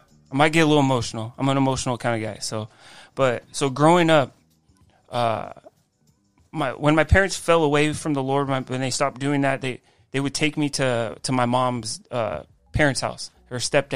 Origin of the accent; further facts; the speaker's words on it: Rancho Cucamonga, California, United States; Grew up in the same house. I'm 37 years old, so I've been there for 37 years.